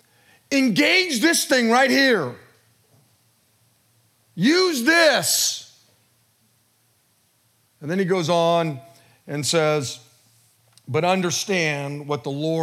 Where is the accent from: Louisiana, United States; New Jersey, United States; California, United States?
California, United States; Modesto; born and raised in Modesto